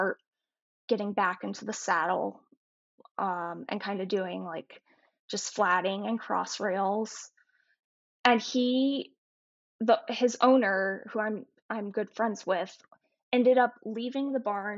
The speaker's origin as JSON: {"language": "English", "region": "North Carolina", "country": "United States", "tie": "born or raised there", "said": "I grew up in North Carolina"}